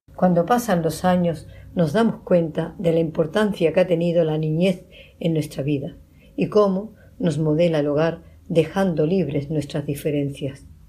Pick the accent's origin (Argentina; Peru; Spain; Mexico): Spain; Medina Sidonia, Andalusia; mi pueblo, Medina Sidonia